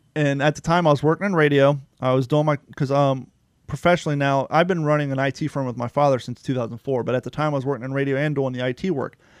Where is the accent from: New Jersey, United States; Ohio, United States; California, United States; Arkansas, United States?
Ohio, United States; now in Florida, United States; I grew up in Ohio